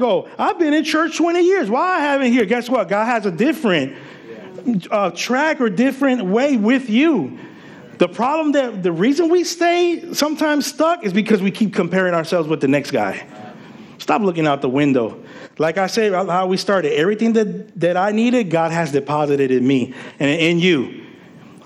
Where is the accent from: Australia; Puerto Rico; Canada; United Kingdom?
Puerto Rico; also born or lived in Paterson, New Jersey; now in United States; growing up in Puerto Rico